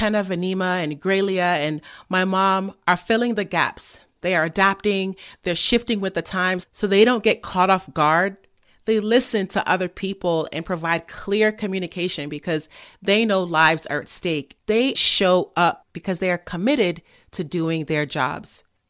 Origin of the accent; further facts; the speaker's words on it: England, United Kingdom; England, you know that we have an aversion to pronouncing our R's.